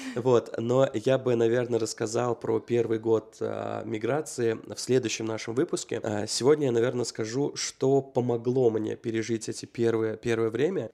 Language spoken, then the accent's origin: Russian; Uzbekistan; moved away as an adult; also born or lived in Russia; now in United States; 18 лет, когда я из Узбекистана переехал в Россию.